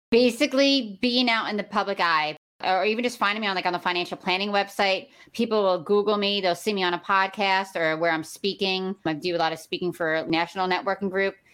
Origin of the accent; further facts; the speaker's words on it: New York City, New York, United States; I was born in Brooklyn, New York. Uh, my grandmother raised us